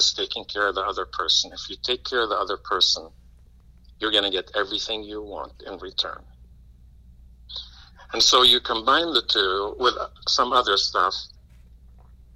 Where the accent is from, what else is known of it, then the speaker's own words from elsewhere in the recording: Lebanon; now in Champaign, United States; I was born in Lebanon, about 6,000-7,000 miles away from Illinois